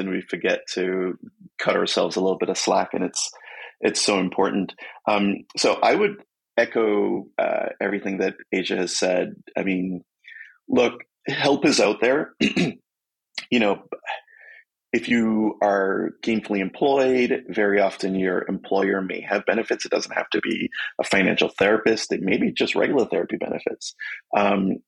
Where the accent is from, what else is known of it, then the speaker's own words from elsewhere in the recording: Jamaica; moved away; moving here from my home country, Jamaica